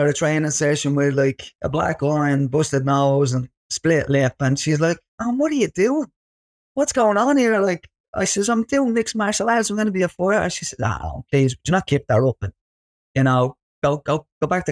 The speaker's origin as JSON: {"language": "English", "town": "Dublin", "region": "Leinster", "country": "Ireland", "tie": "born or raised there", "said": "growing up in Ballymun."}